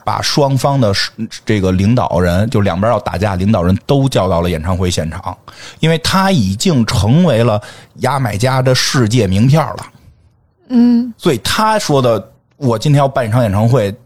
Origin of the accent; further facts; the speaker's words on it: Beijing, China; 我们北京人怎么从来不这么说话呀